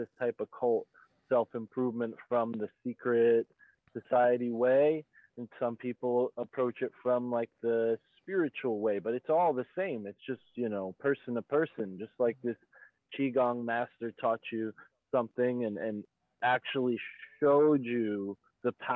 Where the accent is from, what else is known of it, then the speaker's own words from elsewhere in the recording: United States; driving along one of the busiest highways in the United States that cuts right through my hometown